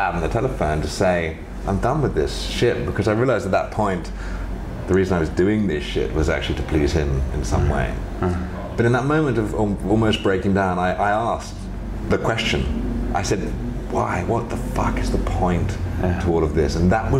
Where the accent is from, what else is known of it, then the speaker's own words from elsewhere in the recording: London, United Kingdom; I grew up in England and London